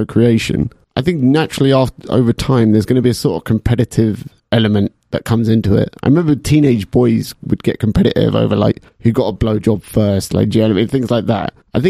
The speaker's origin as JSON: {"language": "English", "region": "England", "country": "United Kingdom", "said": "You know, we're English"}